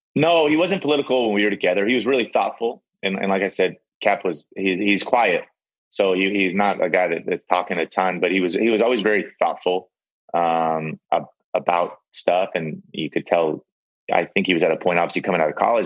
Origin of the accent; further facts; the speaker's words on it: San Diego, California, United States; I'm from I'm from San Diego